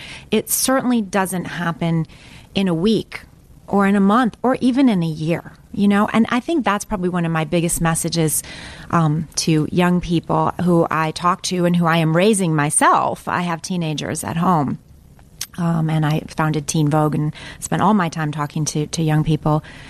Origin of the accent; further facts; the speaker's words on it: Midwest, United States; because I came from the Midwest. And I could see that I didn't really have any of the things that here, especially on the East Coast, especially back then, that people thought you needed to succeed.